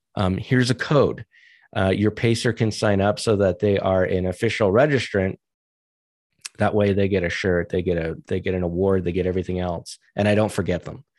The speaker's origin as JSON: {"language": "English", "region": "New Hampshire", "country": "United States", "also_born_or_lived": "Virginia / New England / Maryland", "moved": "yes", "lives_now": "Colorado, United States", "said": "I'm from New Hampshire originally"}